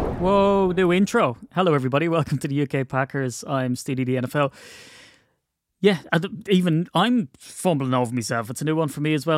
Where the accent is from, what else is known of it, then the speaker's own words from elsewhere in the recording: Wicklow, Leinster, Ireland; where I grew up in Wicklow